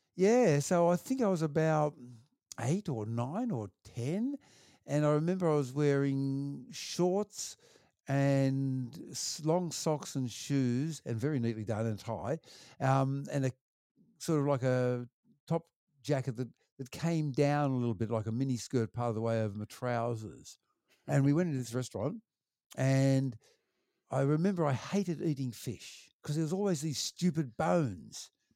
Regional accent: Wollongong, New South Wales, Australia; I grew up there in Wollongong and do, um, primary school and high school there

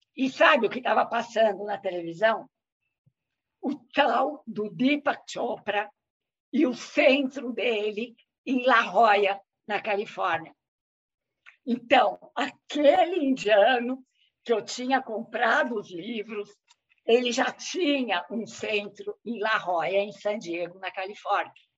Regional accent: Brazil; eu sou brasileira

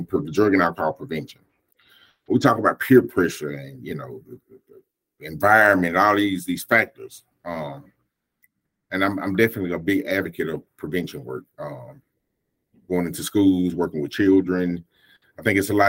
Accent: Jackson, United States; I was born here in Jackson, and I was raised in a Pentecostal church to begin

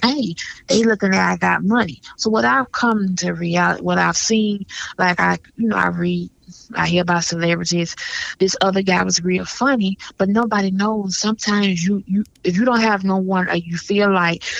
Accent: Birmingham, Alabama, United States; moved away; also born or lived in Atlanta, Georgia; I'm originally from Birmingham, Alabama. I'm back here now.

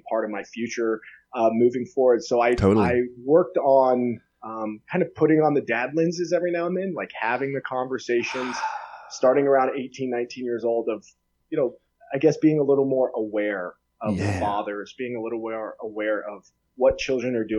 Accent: Soldotna, Alaska, United States; born or raised there; accent: Southern; moved away as an adult; also born or lived in Lafayette, Louisiana / Kenai, Alaska / Boise, Idaho

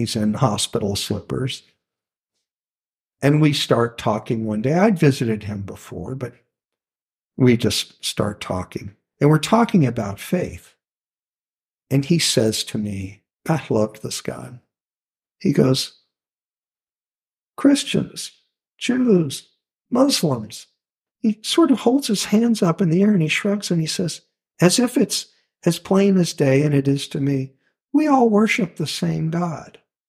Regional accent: Kentucky, United States; I find my way back to the Episcopal Church, which I was raised in Kentucky.

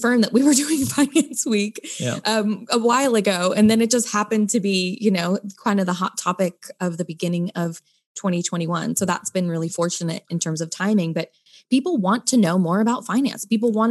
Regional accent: United States; also born or lived in New Zealand; as an American

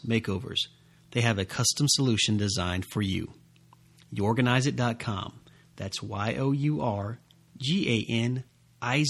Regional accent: Jacksonville, Florida, United States; moved away; I was born and raised in Jacksonville, Florida

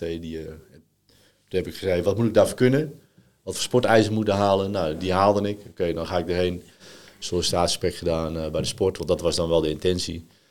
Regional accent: Netherlands; also born or lived in France; ik ben in Frankrijk geboren. Ik ben op vijfjarige leeftijd naar Nederland verhuisd

